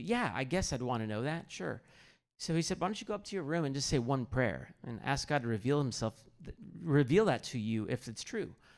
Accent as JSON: {"language": "English", "town": "Kansas City", "country": "United States", "tie": "born or raised there", "said": "I grew up in Kansas City area"}